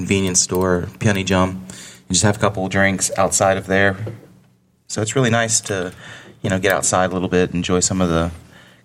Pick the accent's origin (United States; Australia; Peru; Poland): United States; now in South Korea; I'm an American